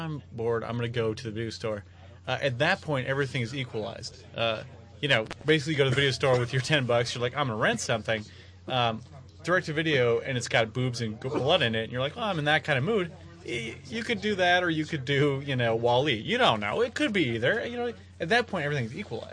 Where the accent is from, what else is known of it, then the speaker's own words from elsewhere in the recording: central Wisconsin, United States; moved away; my hometown in central Wisconsin